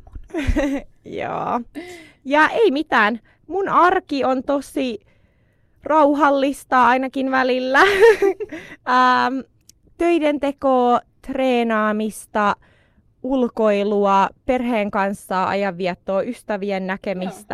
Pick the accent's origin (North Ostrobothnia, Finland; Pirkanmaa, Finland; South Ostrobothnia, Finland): Pirkanmaa, Finland; Tampere; moved away as an adult; now in Stockholm, Sweden; mä oon Tampereelta kotoisin Suomesta ja mä oon muuttanut Tukholmaan